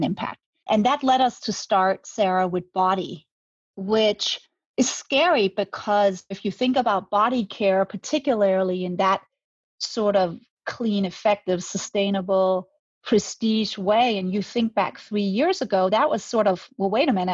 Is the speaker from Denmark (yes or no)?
yes; Denmark; moved away as an adult; now in Manhattan Beach, United States; I'm Danish. I'm born and raised in Denmark